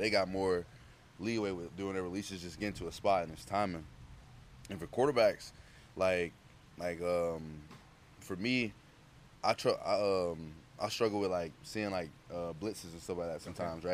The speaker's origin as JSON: {"language": "English", "region": "Georgia", "country": "United States", "said": "I'm from Georgia"}